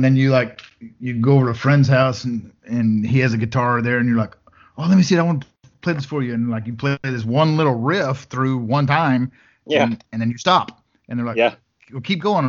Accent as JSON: {"language": "English", "town": "Brownfield", "region": "Texas", "country": "United States", "tie": "born or raised there", "also_born_or_lived": "Levelland, Texas", "moved": "yes", "said": "Brownfield, what I claim is my hometown, is a really good place to be from."}